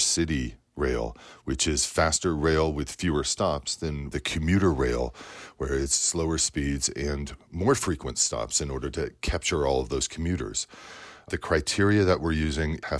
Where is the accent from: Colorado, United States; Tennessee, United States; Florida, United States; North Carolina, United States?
Colorado, United States; Front Range; I grew up in Colorado here on the Front Range